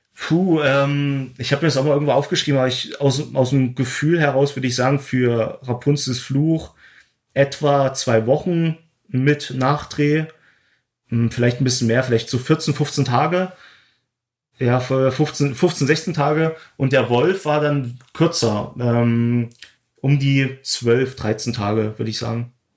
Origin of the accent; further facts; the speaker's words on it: Glauchau, Saxony, Germany; moved away as an adult; now in Berlin, Germany; ich habe in Klauchau gedreht, meine Heimatstadt